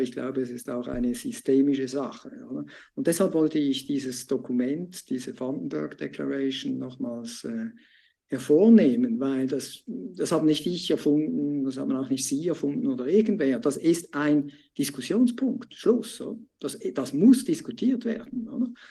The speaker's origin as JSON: {"language": "German", "country": "Switzerland", "said": "mir als Schweizer"}